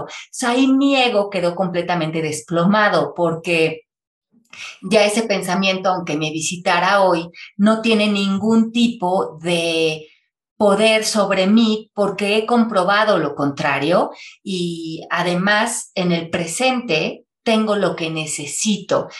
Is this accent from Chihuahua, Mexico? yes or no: no; Mexico City, Mexico; moved away as an adult; also born or lived in Miami, United States; yo nací en la Ciudad de México, y viví ahí hasta los 28 años